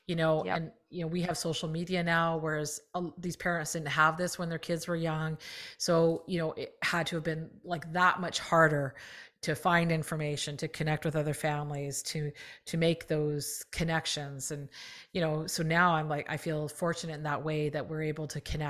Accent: Canada; I'm Canadian

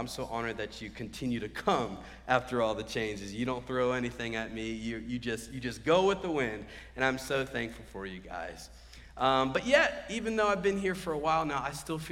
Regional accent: Cary, North Carolina, United States; I'm from Cary, so I'm more this area

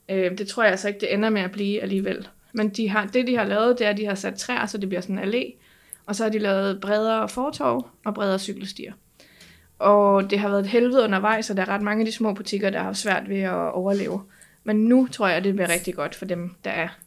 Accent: Bornholm, Capital Region of Denmark, Denmark; moved away as an adult; also born or lived in Horsens; now in Amager, Denmark; jeg er født i Horsen, så vokset op på Bornholm.

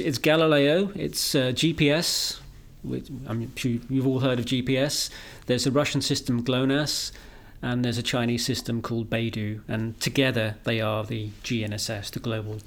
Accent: United Kingdom; I'm a British guy

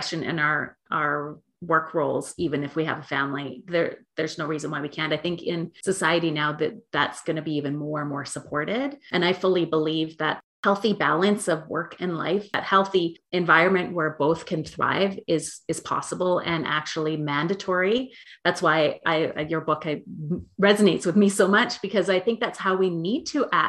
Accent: Canada; I'm from Canada

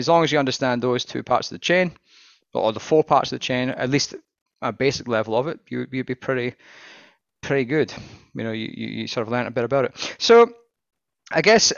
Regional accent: Scotland, United Kingdom; I am Scottish

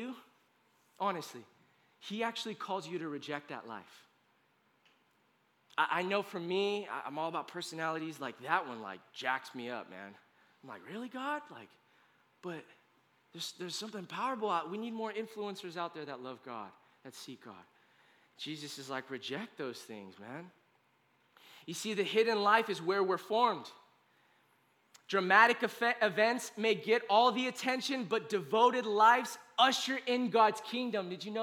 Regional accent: United States; as an American

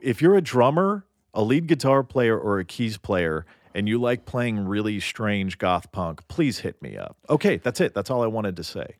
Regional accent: Nashville, Tennessee, United States; now in Los Angeles, United States; I grew up in Nashville

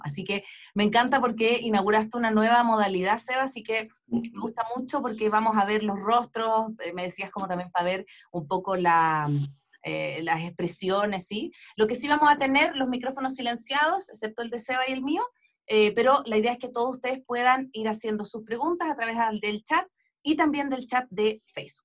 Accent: Chile; yo chilena

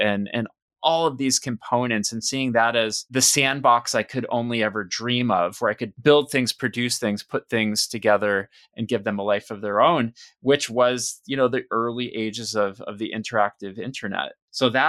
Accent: Western Massachusetts, United States; I grew up in Western Mass

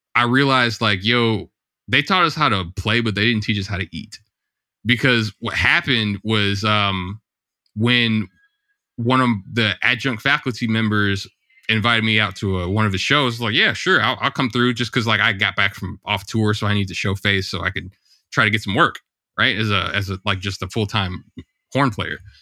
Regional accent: St. Louis, Missouri, United States; I grew up in Saint Louis, Missouri, in the States

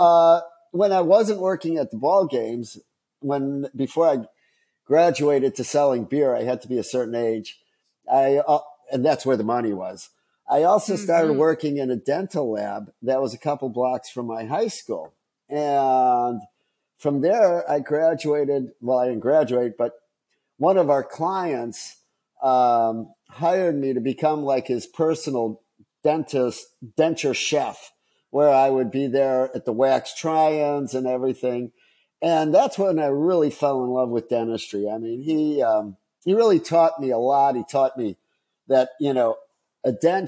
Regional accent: Chicago, Illinois, United States; I grew up in Chicago

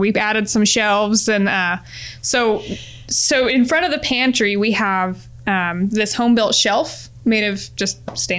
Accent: Oregon, United States; moved away; So so we're from Oregon originally.

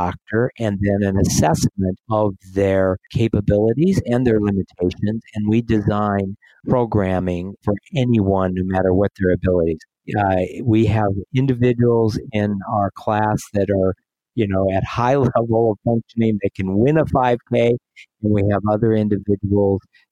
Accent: South Dakota, United States; now in Des Moines, United States; I grew up in South Dakota, but I've been living here in Des Moines, Iowa for 30 years

